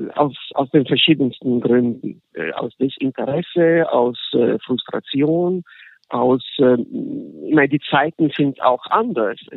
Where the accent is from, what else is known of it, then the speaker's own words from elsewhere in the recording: Genoa, Liguria, Italy; born there; von meiner, von meiner Geburtsstadt in Genua.